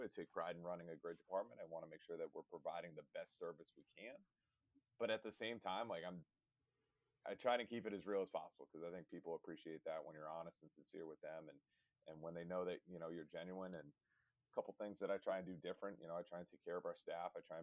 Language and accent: English; Rhode Island, United States; moved away as an adult; also born or lived in Massachusetts; I grew up in Rhode Island